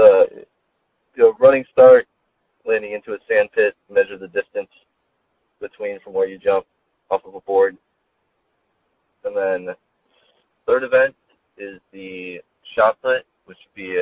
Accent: San Diego, California, United States; also born or lived in Marietta / Boulder, Colorado; I'm from North County, San Diego

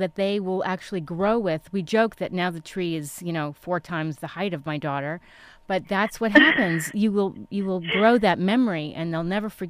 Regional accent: East Coast, United States; now in Orange County, United States; I'm from the East Coast

